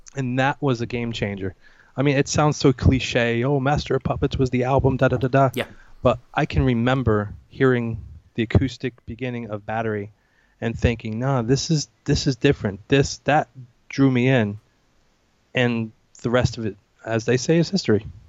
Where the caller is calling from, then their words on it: New Jersey, United States; I'm calling from New Jersey, United States